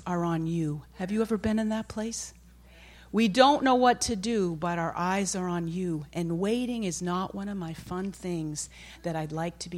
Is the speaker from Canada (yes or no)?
no; Maine, United States; I'm from Maine, and my dad and brothers used to hunt